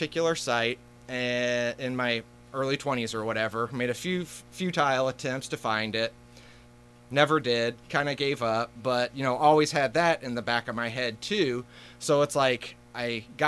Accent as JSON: {"language": "English", "town": "Carbondale", "region": "Illinois", "country": "United States", "tie": "born or raised there", "said": "I am a Southern Illinois native, born and raised in Carbondale"}